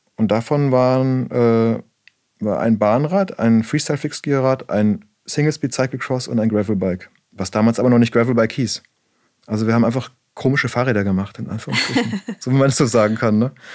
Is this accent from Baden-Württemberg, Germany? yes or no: yes; Black Forest, Baden-Württemberg, Germany; bei uns im Schwarzwald, ich komme aus dem Schwarzwald